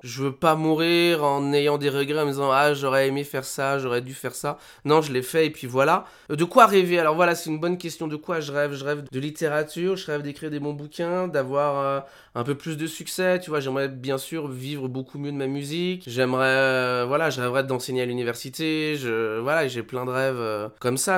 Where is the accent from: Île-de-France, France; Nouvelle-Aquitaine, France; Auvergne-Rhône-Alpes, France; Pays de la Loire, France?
Auvergne-Rhône-Alpes, France; Haute-Savoie; moved away; je viens quand même de Haute-Savoie, les montagnes